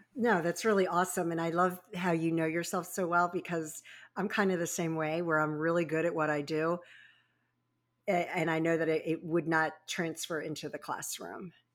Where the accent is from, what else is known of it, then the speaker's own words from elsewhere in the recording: Baltimore Annapolis area, Maryland, United States; also born or lived in Virginia Beach, Virginia; I was born in Virginia Beach and raised in the Baltimore Annapolis area